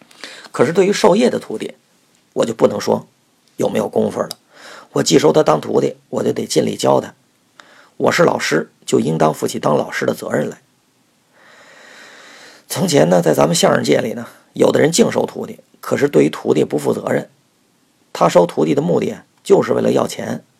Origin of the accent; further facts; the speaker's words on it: Beijing, China; now in Tianjin, China; 我是北京人，在这儿说话，你们听着是北京味儿，可是我在天津呢，待了少四十年了。